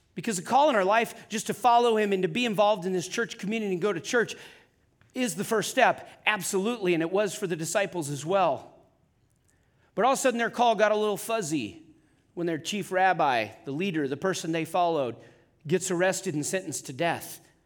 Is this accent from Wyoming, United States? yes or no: yes; Wyoming, United States; also born or lived in Atascadero, California; I'm from Wyoming